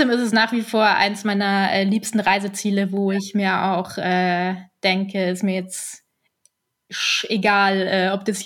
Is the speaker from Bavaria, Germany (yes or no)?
yes; Munich, Bavaria, Germany; also ich bin ja in München geboren und aufgewachsen und ich bin ja. aber irgendwie so ein äh, Nordseekind so ein bisschen.